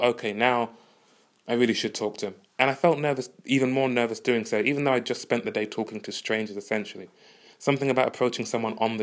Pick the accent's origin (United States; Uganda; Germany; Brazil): Uganda; moved away; I'm from Uganda